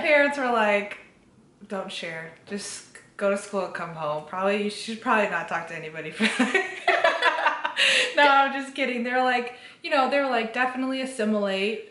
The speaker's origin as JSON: {"language": "English", "town": "Chicago", "region": "Illinois", "country": "United States", "tie": "born or raised there", "also_born_or_lived": "Kerala, India / Muncie, Indiana", "said": "I grew up in Chicagoland with, you know, all of my family members always around me"}